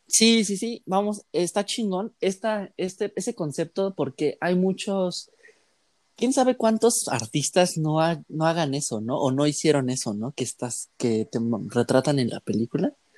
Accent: Mexico; a nosotros como mexicanos

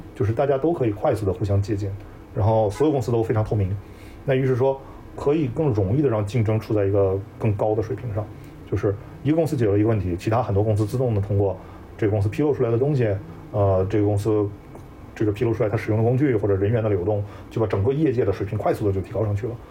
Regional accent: China; moved away as an adult; also born or lived in Silicon Valley, United States; now in United States; 就是说我一个中国人，我当时说valuation的时候，我会读 valuation

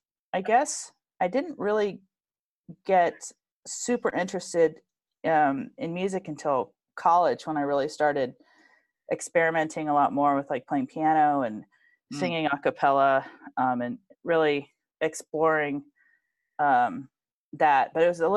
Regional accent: Hong Kong; born there; say my most of my family's from Colorado. So even though I'm born in Hong Kong, I think I feel like I'm from Colorado.

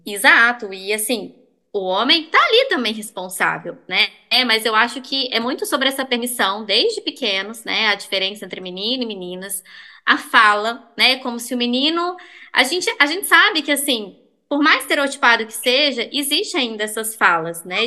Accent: Belo Horizonte, Minas Gerais, Brazil; eu sou de BH mesmo, nasci em BH

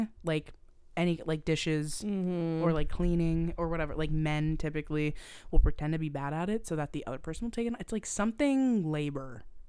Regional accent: Canada; I'm so Canadian.

